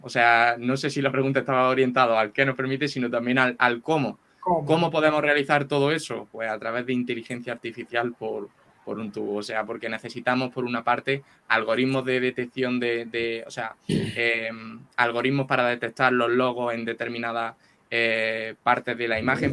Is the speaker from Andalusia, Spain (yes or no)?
yes; Andalusia, Spain; accent: andaluz; con mi acento andaluz